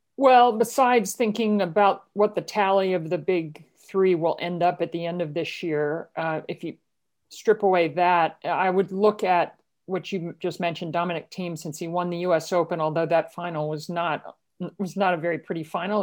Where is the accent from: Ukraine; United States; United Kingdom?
United States; Baltimore, Maryland; where I grew up in Baltimore